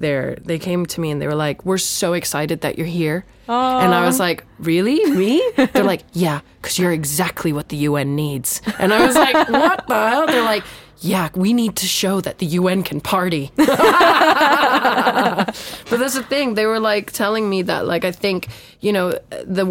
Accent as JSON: {"language": "English", "region": "Phuket", "country": "Thailand", "tie": "born or raised there", "moved": "yes", "lives_now": "London, United Kingdom", "said": "I grew up in Phuket"}